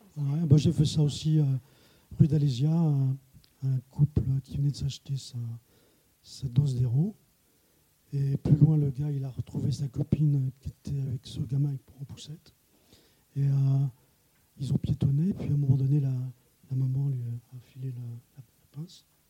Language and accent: French; Plougastel-Daoulas, Brittany, France; also born or lived in Paris; now in Rennes, France; moi je suis de Pougastel